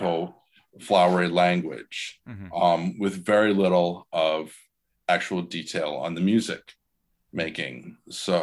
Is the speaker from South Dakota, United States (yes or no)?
no; Iowa, United States; I'm originally from Iowa, and my dad he's retired now, was a high school band director for 42 years. And nice. I played in two different community bands when I was a kid